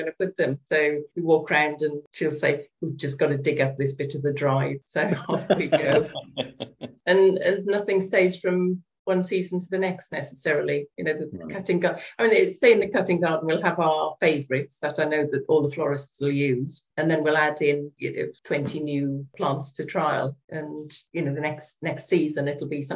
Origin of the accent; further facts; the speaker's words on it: Wales, United Kingdom; now in Kent, United Kingdom; I was brought up in Wales on a farm